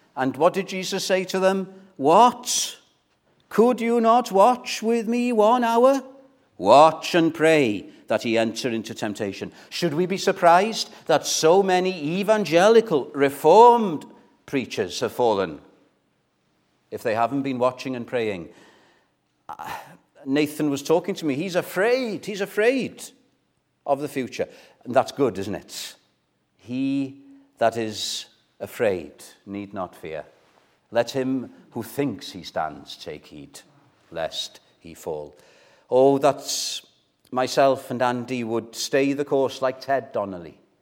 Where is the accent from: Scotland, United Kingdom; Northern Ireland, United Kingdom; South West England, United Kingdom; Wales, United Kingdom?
Wales, United Kingdom; as a Welshman